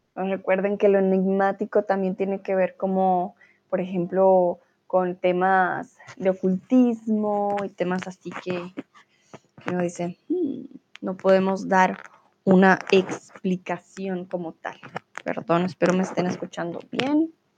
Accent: Colombia; soy de Colombia

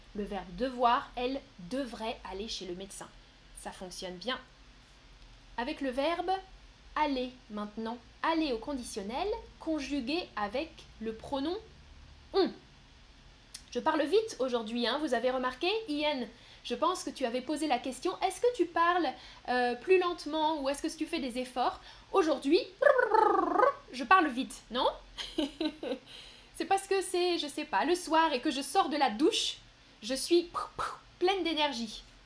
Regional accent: northern France, France; je viens du nord de la France

